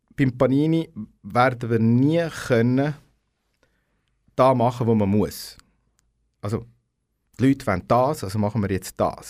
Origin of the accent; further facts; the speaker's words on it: Aarau, Aargau, Switzerland; ich bin im KSA geboren